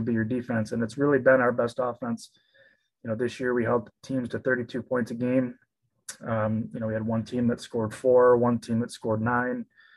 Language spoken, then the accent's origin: English; Frankenmuth, Michigan, United States; I'm from Frankenmuth